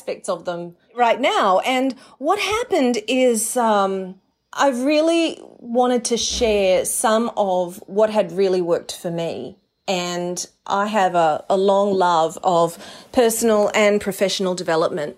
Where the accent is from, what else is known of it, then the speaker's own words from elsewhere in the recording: Mackay, Queensland, Australia; moved away as an adult; also born or lived in New York, United States; as a little girl growing up in Mackay in North Queensland